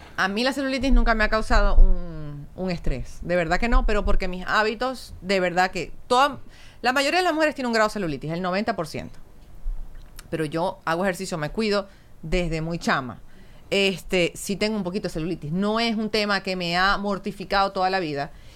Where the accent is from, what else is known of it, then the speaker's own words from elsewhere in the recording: Maracaibo, Zulia, Venezuela; moved away; yo soy bien maracucha.